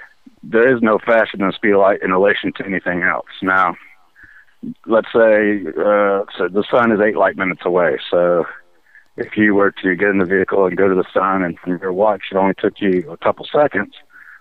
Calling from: Kentucky, United States

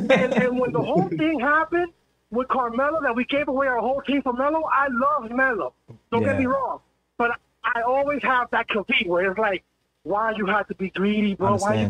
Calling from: Hempstead, New York, United States; I'm calling from Florida.

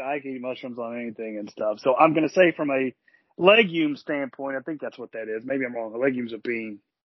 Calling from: Destin, Florida, United States; I am calling from Destin, Florida, like many people my age during the summer.

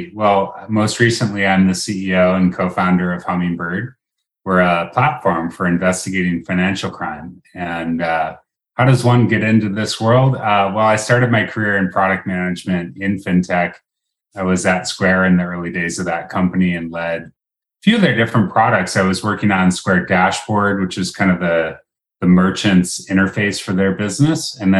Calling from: Seattle, Washington, United States; I'm calling in from Seattle, Washington, where it's a gorgeous summer day.

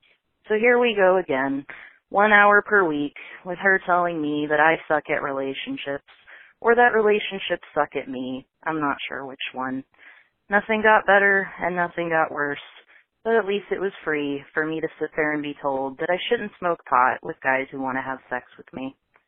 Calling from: Vancouver, Washington, United States; I'm calling from Vancouver, Washington

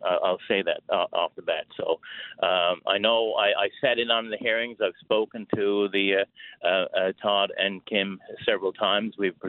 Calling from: Newfoundland and Labrador, Canada; I'm up here. I'm calling from Labrador West today.

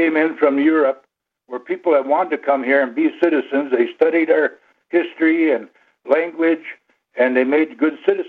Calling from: Buell, Minnesota, United States; Buell, Minnesota.

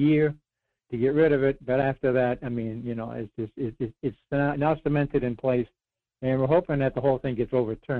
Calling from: Rhode Island, United States; Morning, Mike. … Rhode Island. How you been?

